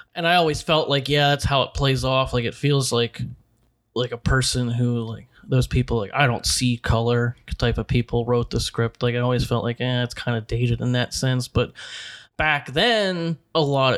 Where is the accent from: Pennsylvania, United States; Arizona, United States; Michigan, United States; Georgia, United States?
Pennsylvania, United States; Pittsburgh; Yeah, we're from the South Hills.